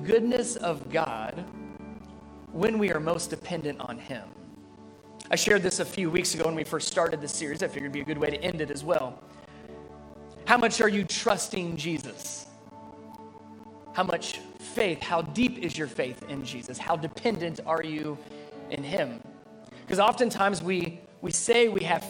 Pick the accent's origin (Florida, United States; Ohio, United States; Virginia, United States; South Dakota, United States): Ohio, United States; Cincinnati; I grew up in Cincinnati, Ohio area